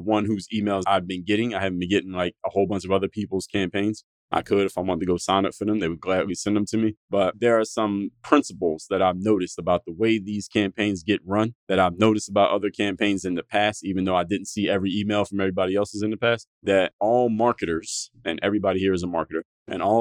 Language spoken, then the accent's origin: English; Pennsylvania, United States; now in Miami, United States; I live in Miami, Florida, but being that I'm from Pennsylvania